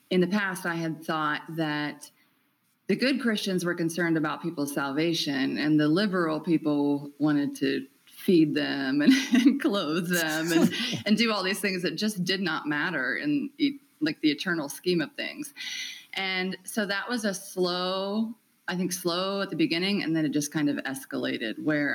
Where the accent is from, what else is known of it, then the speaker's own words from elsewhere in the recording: United States; moved away; also born or lived in Cambodia; I was born in America